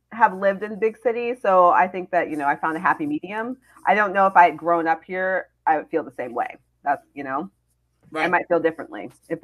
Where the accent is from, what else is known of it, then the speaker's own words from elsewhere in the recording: St. Louis, Missouri, United States; I grew up in St. Louis, in the suburbs